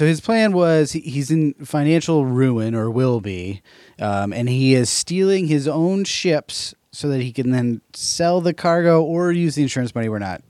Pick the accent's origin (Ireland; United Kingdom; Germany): Ireland; I do love it.